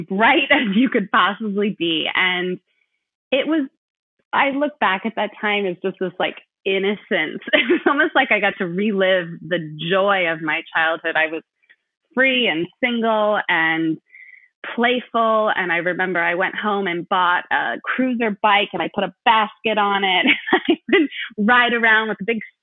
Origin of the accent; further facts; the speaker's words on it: California, United States; moved away as an adult; also born or lived in Madison, Wisconsin; I grew up in California